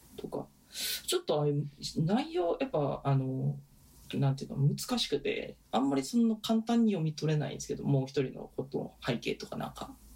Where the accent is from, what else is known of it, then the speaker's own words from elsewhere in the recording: Osaka, Japan; moved away; 特に僕らがいたのは大阪じゃないですか